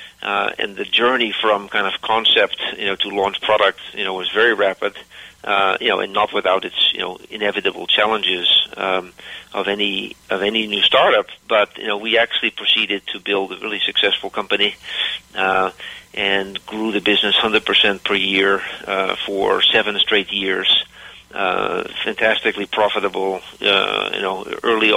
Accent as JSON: {"language": "English", "town": "Philadelphia", "region": "Pennsylvania", "country": "United States", "tie": "born or raised there", "also_born_or_lived": "Cleveland, United States / Netherlands / New York State, United States / Germany", "moved": "as an adult", "lives_now": "Seattle, United States", "said": "born in Cleveland and raised partly in Philadelphia"}